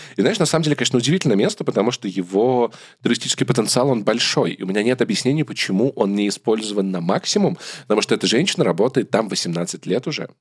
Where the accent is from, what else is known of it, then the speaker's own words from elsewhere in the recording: Russia; moved away; also born or lived in Yerevan; вообще мы из России